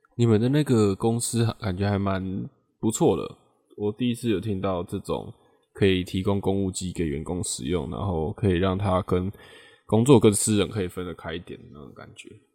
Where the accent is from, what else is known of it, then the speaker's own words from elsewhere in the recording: Taiwan; 我们台湾人